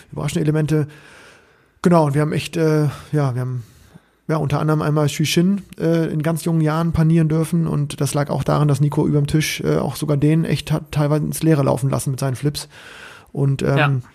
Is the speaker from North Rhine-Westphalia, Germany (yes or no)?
no; Bremen, Germany; ich war Bremer